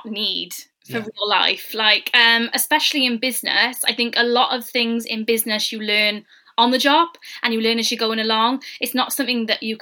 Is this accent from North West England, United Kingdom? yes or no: no; Newport, Wales, United Kingdom; I'm originally from Malpas